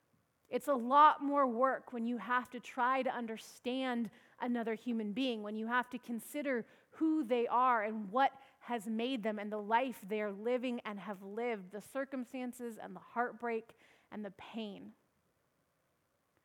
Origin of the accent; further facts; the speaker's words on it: Washington, United States; moved away; up in Washington State, my home state